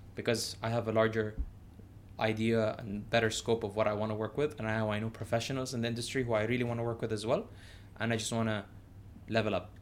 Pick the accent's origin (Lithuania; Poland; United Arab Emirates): United Arab Emirates; also born or lived in United States; growing up here, I wasn't confined to, like, the Emirati only club